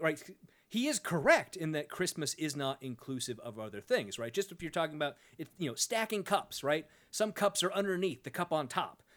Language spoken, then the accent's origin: English; United States; as an American